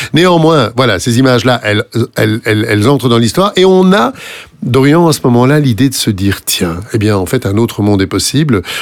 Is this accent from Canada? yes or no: no; France; chez nous, en France